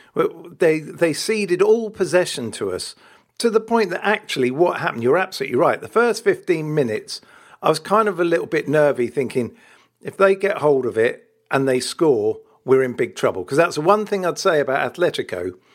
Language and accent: English; Wales, United Kingdom; I am Welsh